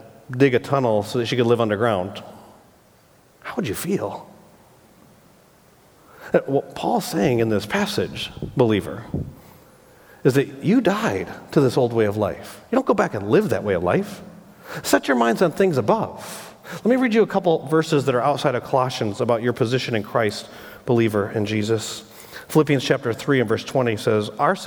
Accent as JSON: {"language": "English", "region": "Michigan", "country": "United States", "tie": "born or raised there", "said": "I grew up in Michigan"}